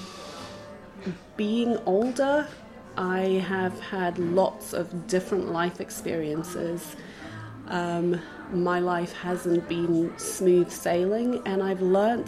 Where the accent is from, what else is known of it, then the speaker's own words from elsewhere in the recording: Johannesburg, Gauteng, South Africa; moved away as an adult; also born or lived in Israel / England / Germany; now in Krakow, Poland; I'm originally from South Africa. I was born in Johannesburg, grew up there, studied.